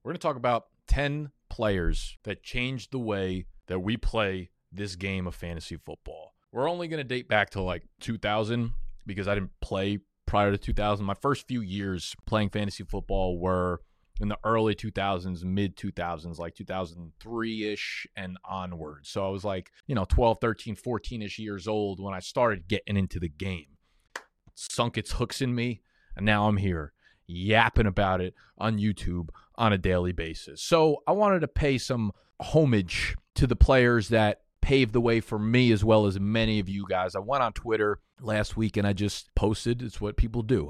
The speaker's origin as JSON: {"language": "English", "town": "New York City", "region": "New York", "country": "United States", "tie": "born or raised there", "also_born_or_lived": "Manhattan", "said": "I was born in Brooklyn, New York. I live in Manhattan right now."}